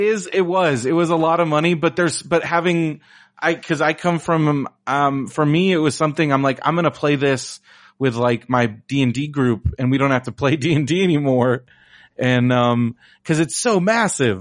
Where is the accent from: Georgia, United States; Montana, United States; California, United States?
California, United States; San Diego; also born or lived in Orange County, California / the Midwest; I I grew up in San Diego, but I lived in Orange County since I was 18.